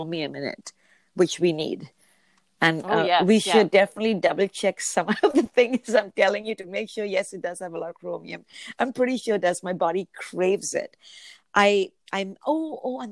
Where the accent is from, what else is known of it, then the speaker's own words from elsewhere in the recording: Mumbai, Maharashtra, India; now in Vancouver, Canada; the state is north of where I come from, which is Bombay. Oh, yeah. I am originally from India